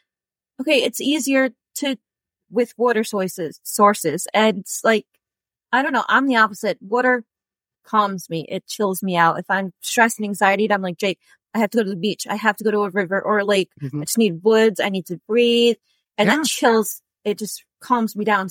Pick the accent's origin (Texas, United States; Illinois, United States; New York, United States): New York, United States; upstate; we're from New York, upstate New York